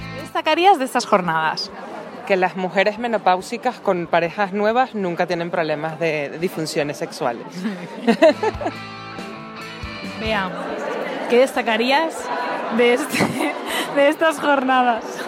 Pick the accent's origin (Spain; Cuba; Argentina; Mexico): Spain; Tordera, Catalonia; yo soy de Tordera, de un pueblo al lado